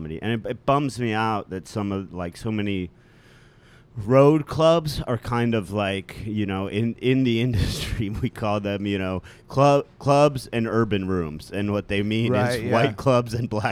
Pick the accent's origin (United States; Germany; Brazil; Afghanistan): United States; Cleveland Heights, Ohio; moved away as an adult; now in New York, United States; I grew up in Cleveland Heights, which is right outside of Cleveland